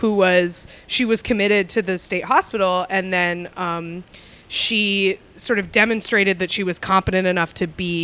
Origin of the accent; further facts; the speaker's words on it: Concord, New Hampshire, United States; I grew up in Concord, New Hampshire, where the state mental hospital